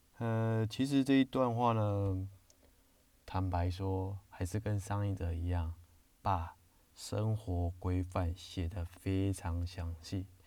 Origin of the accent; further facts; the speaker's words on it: China; 我们中国人不是就是进门都会踏一个坎嘛